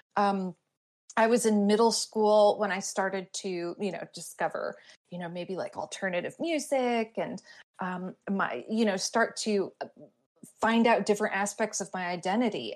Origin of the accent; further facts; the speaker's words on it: Glastonbury, Connecticut, United States; my hometown of Glastonbury, Connecticut